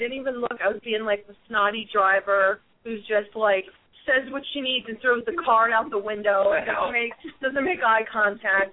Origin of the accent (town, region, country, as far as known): Tabernacle, New Jersey, United States; born or raised there